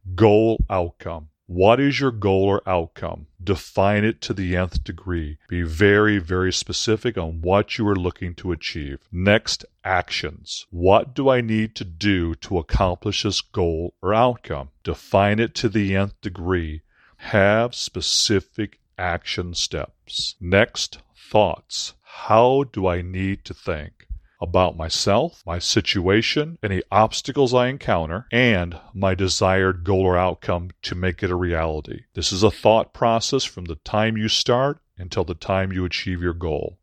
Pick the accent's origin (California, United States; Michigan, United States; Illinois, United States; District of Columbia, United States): Illinois, United States; Aurora; Aurora University in Aurora, Illinois, my hometown